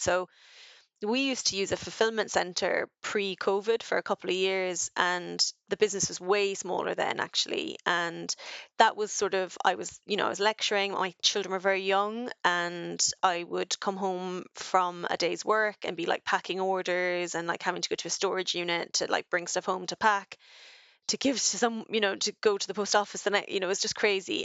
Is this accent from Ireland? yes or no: yes; Ireland; now in United Kingdom; as an Irish woman in the U K